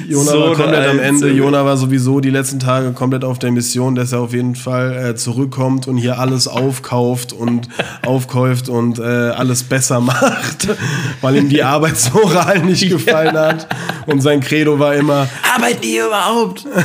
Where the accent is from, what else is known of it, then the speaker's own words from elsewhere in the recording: Germany; yeah, no worries, ich bin Deutscher.